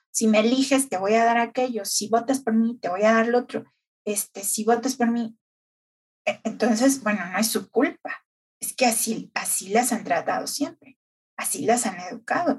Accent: Mexico City, Mexico; yo nací aquí en el DF, toda mi vida prácticamente la viví aquí

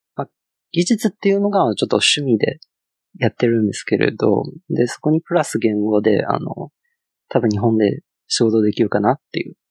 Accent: China; Japanese is a second language; moved away as an adult; now in Japan; 中国から来たって言うんですけれど、実際あの、中国であの、仕事した経験がなくて、あの、大学卒業して、あの、新卒で、あの、日本に来たっていう感じで。

